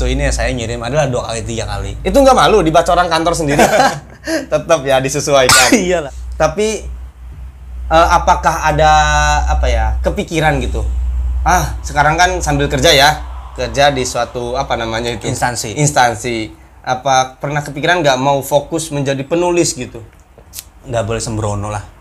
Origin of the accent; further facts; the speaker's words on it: Rangkasbitung, Banten, Indonesia; also born or lived in Jakarta; Rangkas, kemudian di Jakarta. Iya. Jadi ketika diam di Serang ya jarang gitu temen juga.